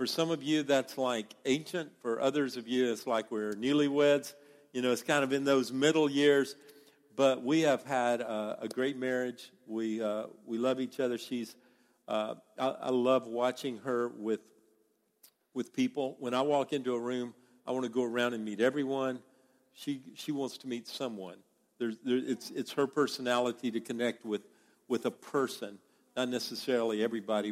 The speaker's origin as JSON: {"language": "English", "region": "the American South", "country": "United States", "accent": "American accent from the South", "said": "my accent, the American accent from the South."}